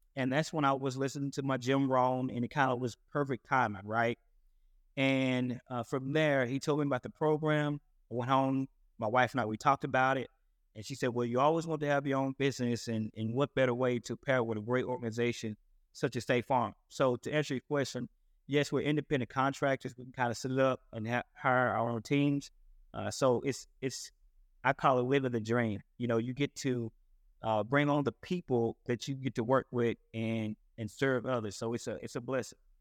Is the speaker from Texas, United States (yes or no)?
yes; Paris, Texas, United States; I'm originally from Paris, Texas